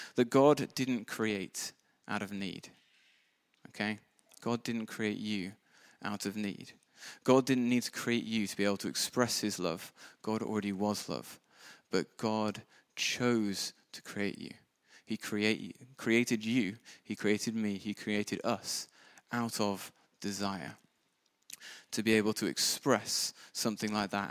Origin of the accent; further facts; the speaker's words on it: United Kingdom; we're all British